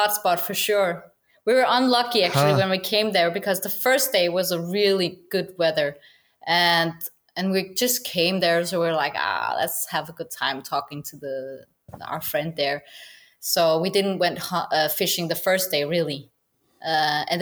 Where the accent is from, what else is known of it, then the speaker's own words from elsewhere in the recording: Denmark; English is a second language; I was born in Denmark